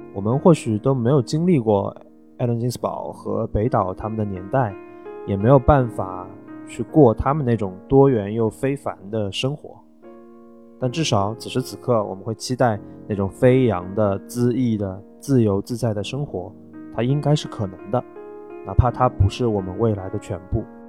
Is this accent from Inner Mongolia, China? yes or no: no; Shanghai, China; 因为我是上海人嘛